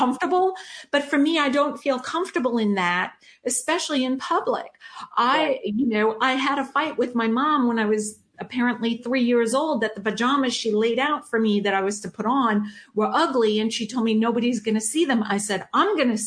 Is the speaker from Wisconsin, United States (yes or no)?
no; New York, United States; growing up in New York with a dad who was an immigrant, right, from Germany